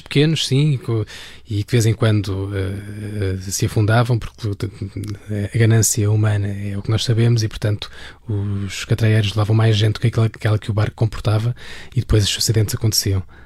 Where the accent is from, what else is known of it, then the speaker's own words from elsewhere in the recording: Alverca do Ribatejo, Lisbon, Portugal; em Alverca, onde, onde eu cresci